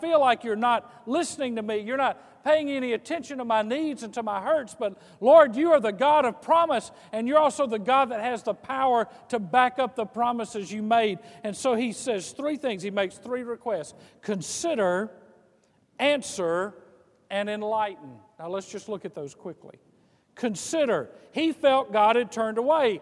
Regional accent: Mississippi coast, United States; I grew up on the Mississippi coast, and we had a lot of hurricanes

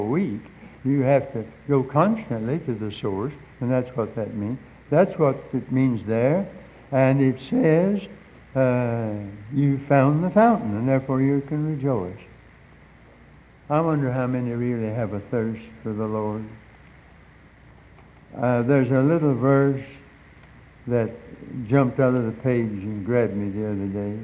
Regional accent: Hickory, North Carolina, United States; I grew up in Catawba County, North Carolina, Hickory, North Carolina

